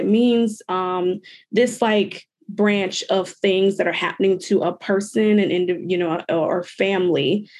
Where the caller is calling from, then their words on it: Iowa, United States; I am coming from Iowa.